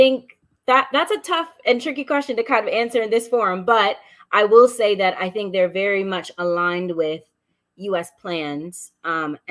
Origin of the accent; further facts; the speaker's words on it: United States; accent: American; moved away as an adult; I never thought as an American, well, technically I'm a dual citizen, but live my life in America, like American, born and raised. I mean, I even sound American